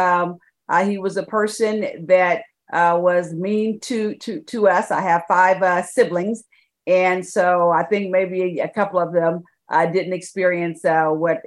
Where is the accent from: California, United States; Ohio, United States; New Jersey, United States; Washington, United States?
California, United States; San Francisco Bay Area; also born or lived in Birmingham, Alabama; now in Dallas, United States; I was raised in the San Francisco Bay Area